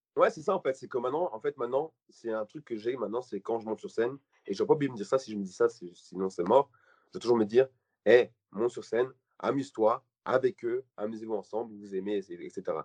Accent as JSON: {"language": "French", "country": "Belgium", "said": "je suis belge"}